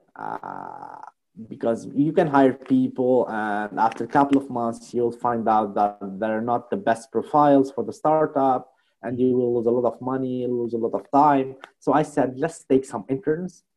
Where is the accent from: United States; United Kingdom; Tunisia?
Tunisia; I'm from Tunisia